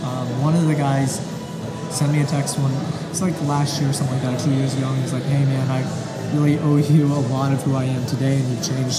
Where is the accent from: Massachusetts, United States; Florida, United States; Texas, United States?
Texas, United States; Dallas; I'm from Dallas, Texas.